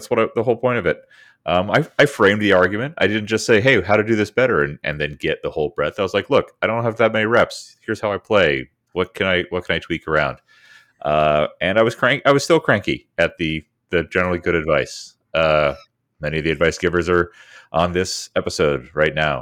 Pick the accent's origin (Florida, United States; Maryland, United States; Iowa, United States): Maryland, United States; where I grew up in Maryland